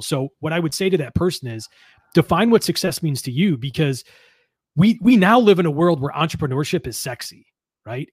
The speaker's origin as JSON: {"language": "English", "town": "East Amherst", "region": "New York", "country": "United States", "tie": "born or raised there", "said": "I grew up in East Amherst, New York, which is only about a town away from where I live now."}